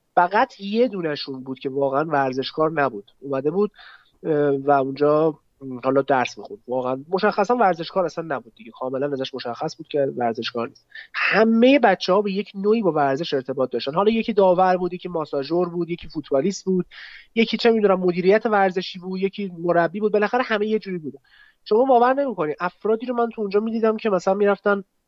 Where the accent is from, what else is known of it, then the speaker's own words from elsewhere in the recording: Tehran, Tehran Province, Iran; متولد 73 متولد تهرانم غرب تهران بودیم از اول الان هستیم